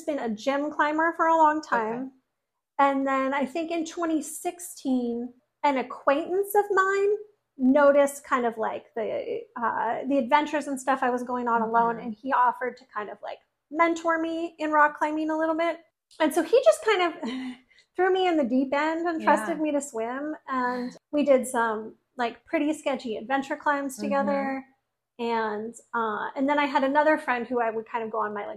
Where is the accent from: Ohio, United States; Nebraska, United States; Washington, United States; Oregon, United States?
Oregon, United States; Oregon coast, United States; I grew up on the Oregon coast